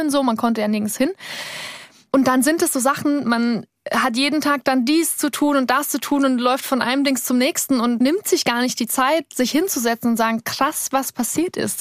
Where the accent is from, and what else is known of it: Cham, Bavaria, Germany; born or raised there; moved away